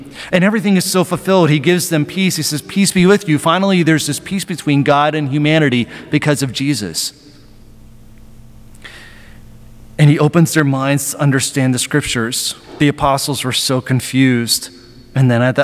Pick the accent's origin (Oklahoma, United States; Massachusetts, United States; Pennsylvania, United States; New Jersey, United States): Pennsylvania, United States; Western; I grew up in Western Pennsylvania